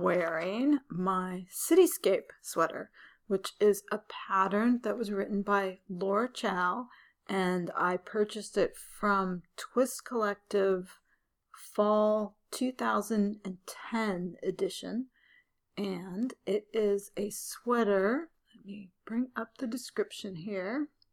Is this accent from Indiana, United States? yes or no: no; San Francisco, California, United States; I was born and raised in San Francisco